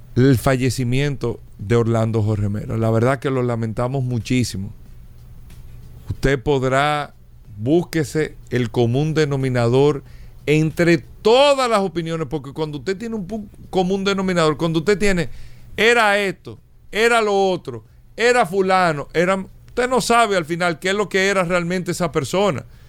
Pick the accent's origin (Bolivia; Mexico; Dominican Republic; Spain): Dominican Republic; nosotros todos eh, como dominicanos